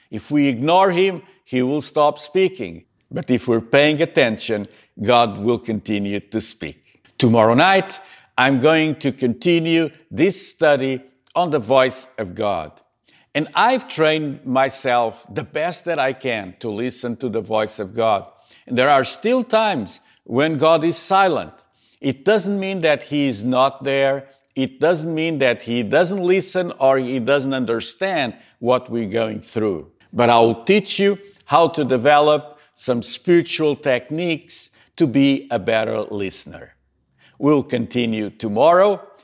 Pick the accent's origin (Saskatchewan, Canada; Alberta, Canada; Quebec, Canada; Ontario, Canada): Quebec, Canada; Montreal; here in my hometown in Montreal